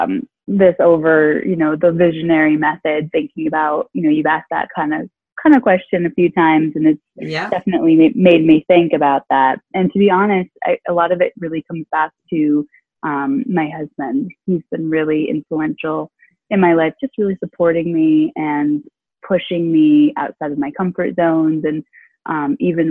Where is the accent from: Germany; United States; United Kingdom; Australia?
United States; Clarendon Springs, Vermont; I grew up in a really small town called Clarendon Springs in mid-Vermont.